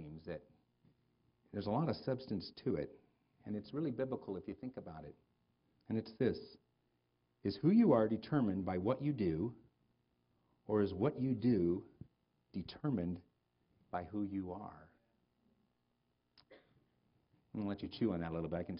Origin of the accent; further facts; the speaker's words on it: United States; I'm an American